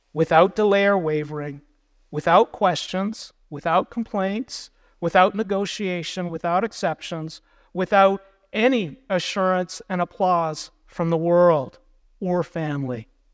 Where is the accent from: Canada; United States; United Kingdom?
United States; we as American believers